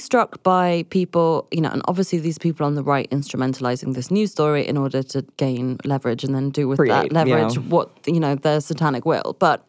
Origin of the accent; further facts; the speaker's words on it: London, United Kingdom; I'm just from London